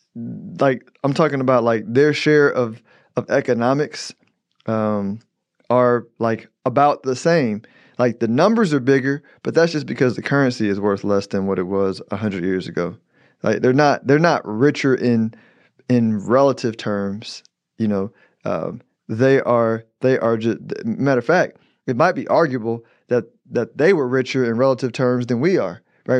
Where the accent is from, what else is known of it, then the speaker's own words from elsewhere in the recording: United States; I'm an American